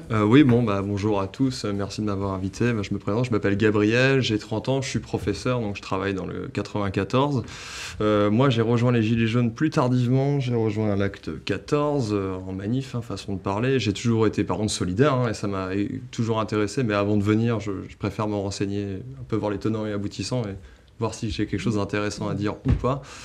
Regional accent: France; moved away; also born or lived in Paris; je viens de province

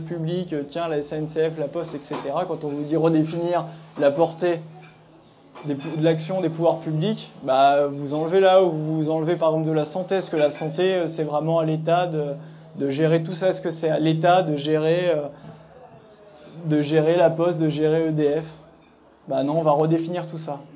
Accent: Nièvre, Bourgogne-Franche-Comté, France; je viens de la Nièvre

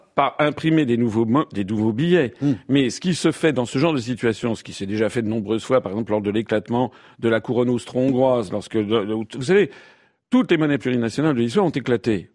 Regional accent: France; Je suis français, je suis père de famille, j'ai un appartement à Paris.

